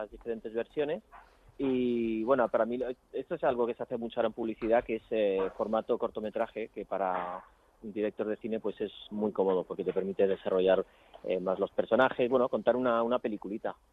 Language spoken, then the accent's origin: Spanish; Chile; now in Madrid, Spain; soy madrileño de adopción, porque yo vengo de Chile